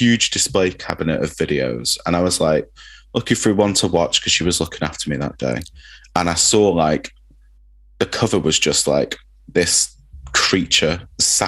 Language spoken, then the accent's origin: English; Manchester, North West England, United Kingdom; where I grew up in Manchester in Openshaw